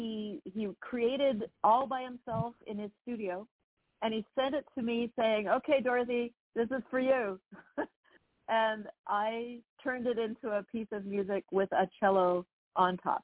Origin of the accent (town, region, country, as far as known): Toronto, Ontario, Canada; moved away as an adult; also born or lived in Vienna / New York